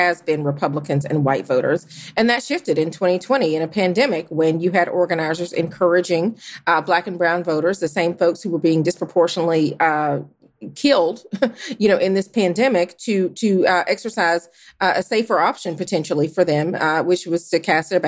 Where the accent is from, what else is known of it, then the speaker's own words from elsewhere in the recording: Georgia, United States; my home state of Georgia